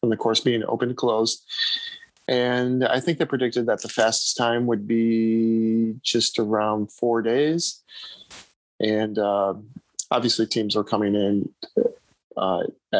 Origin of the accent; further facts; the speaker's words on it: United States; being from the United States